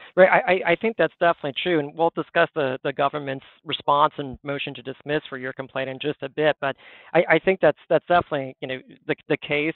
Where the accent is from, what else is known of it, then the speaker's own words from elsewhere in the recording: Western Massachusetts, United States; I grew up in Western Massachusetts